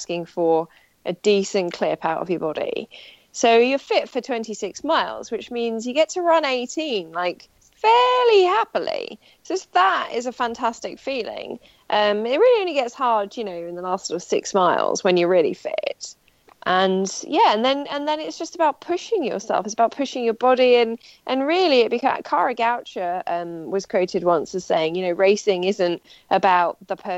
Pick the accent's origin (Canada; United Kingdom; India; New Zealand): United Kingdom; Wales; accent: generic English; No, because I do have an English accent, but I am from Wales, but my parents are both English, so I sound English.